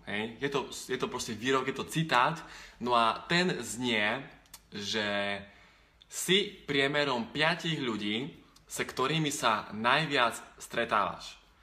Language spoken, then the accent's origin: Slovak; eastern Slovakia, Slovakia; pre nás východňarov